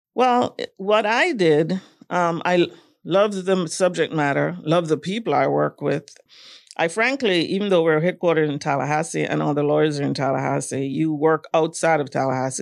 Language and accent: English; Jamaica; moved away as an adult; also born or lived in Kingston, Jamaica / Florida, United States; growing up in Jamaica, I, I would say that my childhood was a little, um, traditional.